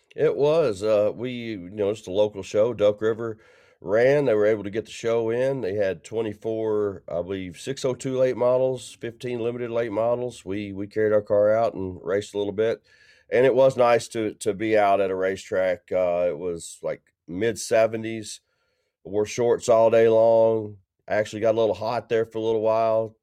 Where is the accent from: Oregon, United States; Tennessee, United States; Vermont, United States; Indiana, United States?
Tennessee, United States; Middle; my hometown